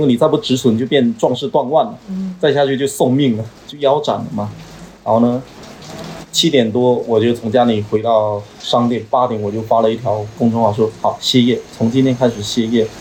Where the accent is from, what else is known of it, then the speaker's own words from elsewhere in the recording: Quanzhou, Fujian, China; 我零八年毕业回到泉州之后，我童年我实际上都在郊区长大的